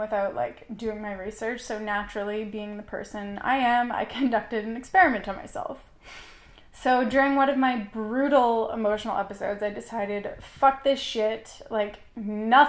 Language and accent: English; Canada; I am Canadian, and I am currently in the United States